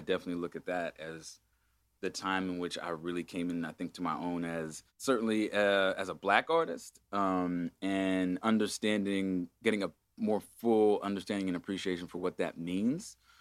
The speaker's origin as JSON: {"language": "English", "town": "Agoura Hills", "region": "California", "country": "United States", "tie": "born or raised there", "said": "I grew up in Agoura Hills in a spiritual community called an ashram"}